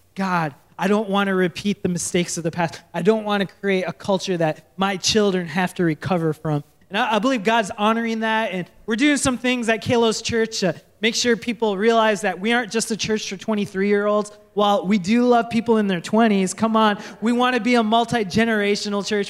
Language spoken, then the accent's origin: English; Minnesota, United States; moved away; I grew up in Minnesota, so I say candy bags.